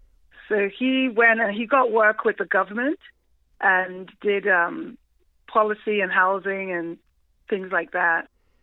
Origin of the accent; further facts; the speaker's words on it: Nigeria; moved away as an adult; also born or lived in South London, England; now in United States; Yeah, so my childhood is split. I was born in England, in South London. And then my parents moved, we all moved back to Nigeria for my high school years. So I went to high school in Nigeria, and then I moved to America at 21.